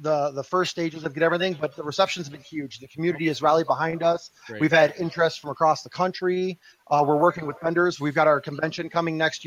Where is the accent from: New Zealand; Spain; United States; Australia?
United States; Midwest; now in Front Range, Colorado, United States; I was from the Midwest